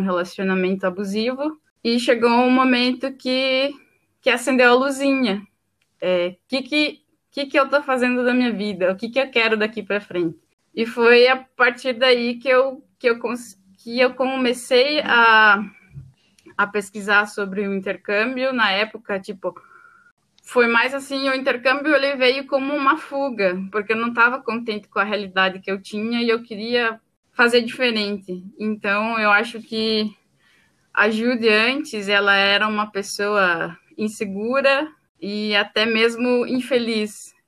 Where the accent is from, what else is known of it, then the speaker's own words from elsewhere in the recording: Bituruna, Paraná, Brazil; moved away as an adult; now in Dublin, Ireland; eu sou do Paraná, numa cidadezinha chamada Bituruna